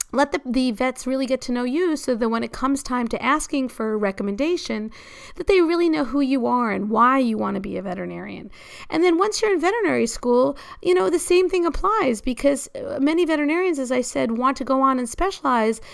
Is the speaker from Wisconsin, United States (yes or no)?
no; New York City, New York, United States; I grew up in New York City